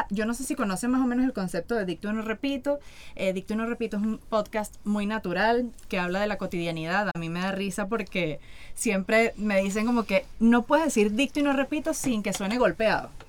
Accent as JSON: {"language": "Spanish", "country": "Venezuela", "said": "uno no andaba con, como buen venezolano, uno no estaba con ese tema."}